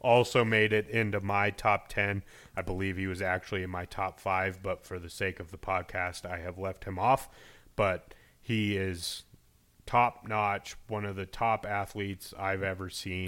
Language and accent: English; Denver, Colorado, United States; growing up in Denver